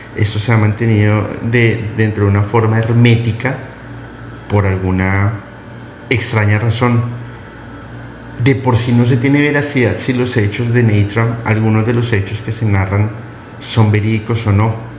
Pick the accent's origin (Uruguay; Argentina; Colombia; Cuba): Colombia; now in Mexico; mi amada Colombia, Bolivia, por supuesto México, que eh, me, ha acogido entre, entre entre sus brazos y no soy mexicano